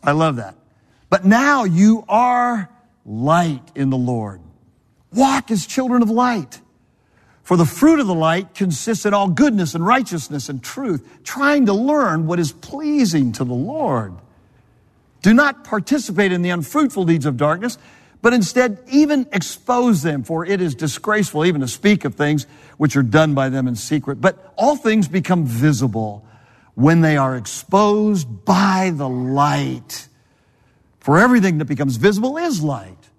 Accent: Southern California, United States; moved away as an adult; also born or lived in Connecticut; I'm from Southern California

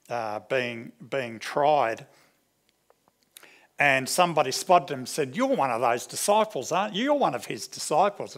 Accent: New Zealand; now in Australia; growing up in New Zealand at our local church

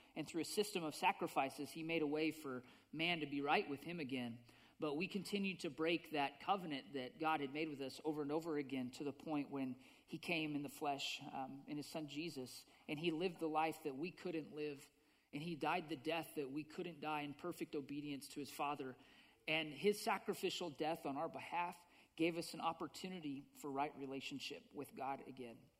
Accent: Green River, Wyoming, United States; I grew up in Green River, Wyoming

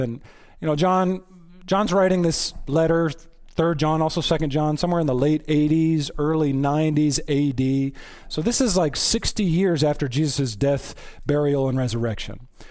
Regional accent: Texas, United States; I'm from Texas.

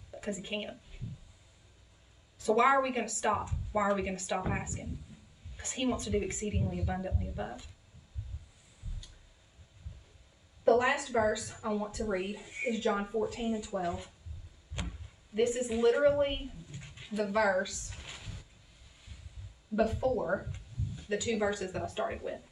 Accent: the South, United States; accent: southern; My southern accent's coming out

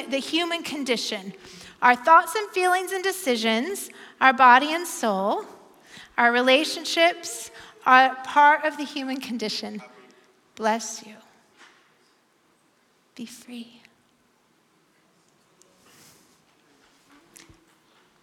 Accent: Bend, Oregon, United States; moved away as an adult; now in Portland, United States; I'm from Bend

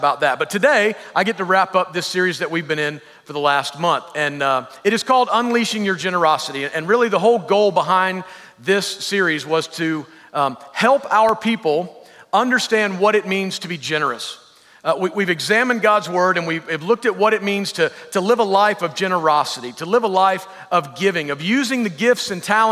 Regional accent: the South, United States; I'm from the South

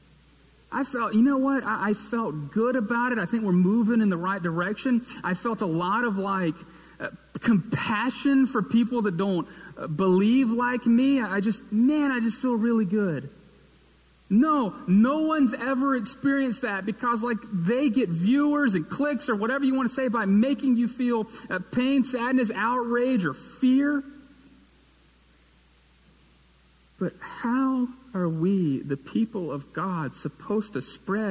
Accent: Fort Payne, Alabama, United States; also born or lived in Birmingham, Alabama; now in Hoover, United States; I moved from Fort Payne, Alabama, in northeast corner of the state

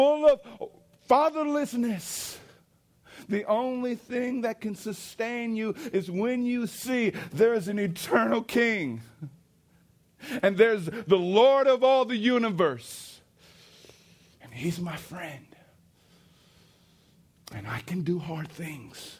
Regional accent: East St. Louis, Illinois, United States; I was riding down, you know, State Street in East St. Louis. It's my hometown.

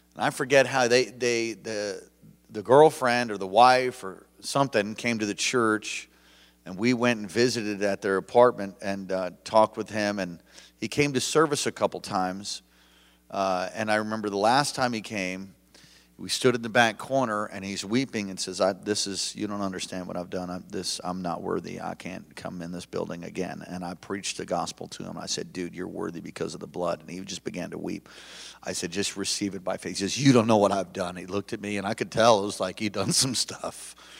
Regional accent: East Coast, United States; now in Hawaii, United States; I was raised in the East Coast

